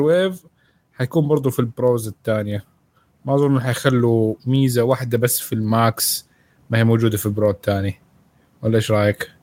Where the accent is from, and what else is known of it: Saudi Arabia